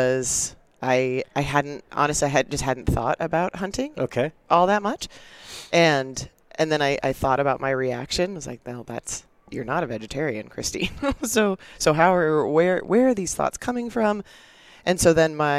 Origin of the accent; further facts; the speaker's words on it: Casper, Wyoming, United States; I grew up in Casper, Wyoming, so central Wyoming